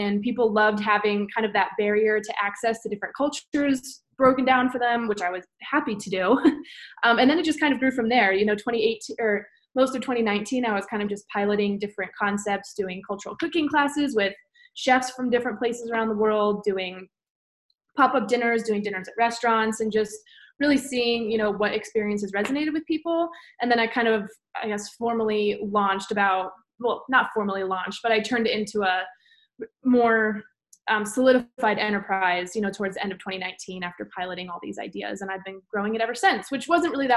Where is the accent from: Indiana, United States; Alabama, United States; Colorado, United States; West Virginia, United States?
Colorado, United States; Denver; also born or lived in Los Angeles; I was born and raised here in Denver.